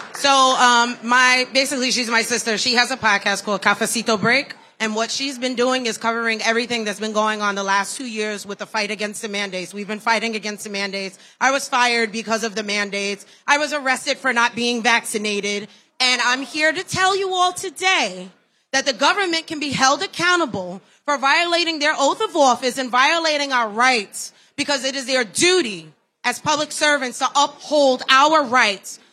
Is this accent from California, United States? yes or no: no; New York City, New York, United States; I'm from New York City, Queens, New York